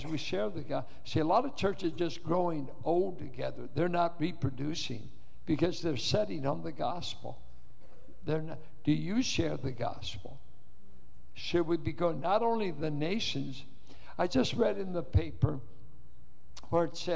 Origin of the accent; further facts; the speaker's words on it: Richmond, United States; being a Richmond boy